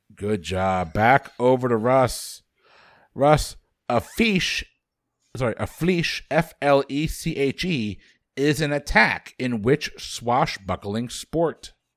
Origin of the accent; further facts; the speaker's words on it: Bridgeport, Connecticut, United States; The largest city is where I was born, Bridgeport, Connecticut